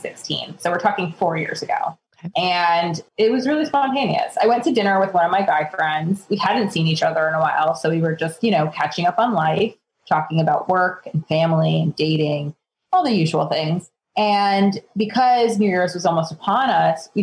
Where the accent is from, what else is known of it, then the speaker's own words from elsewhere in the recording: New York, United States; being a New Yorker